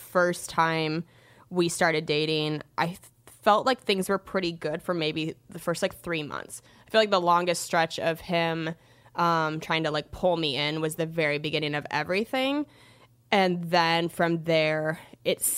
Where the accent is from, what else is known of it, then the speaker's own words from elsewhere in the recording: Washington, United States; also born or lived in Seattle; I'm from Washington State and, you know, lived in Seattle for like almost 5 years